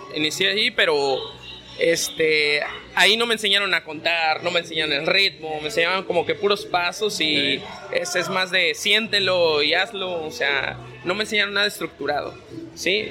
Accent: Mexico City, Mexico; moved away; yo soy originario de la Ciudad de México

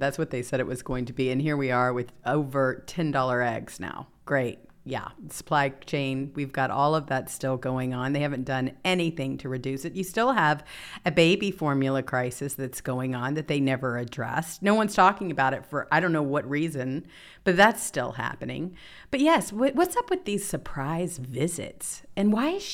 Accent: the South, United States; moved away; I grew up in the South

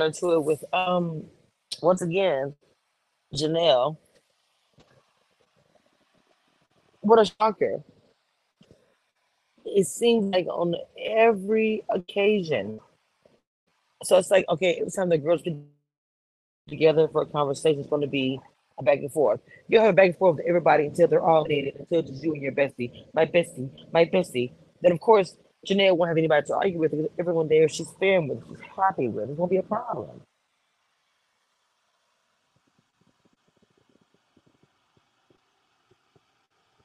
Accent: Texas, United States; I grew up here in Texas

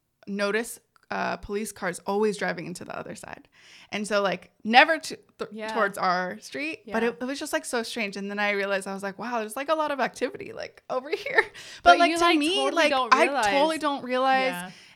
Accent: San Jose, California, United States; born there; I was born in San Jose, California. Yeah, here.

